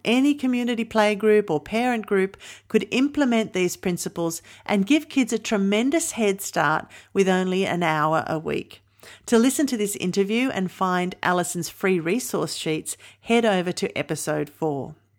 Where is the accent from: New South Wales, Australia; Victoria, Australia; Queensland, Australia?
New South Wales, Australia; my home state of New South Wales